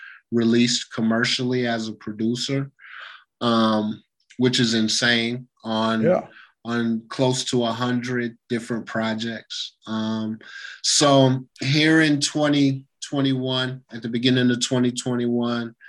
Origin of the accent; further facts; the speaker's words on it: Lawrence, Kansas, United States; I'm from Lawrence, and things are a little bit different up there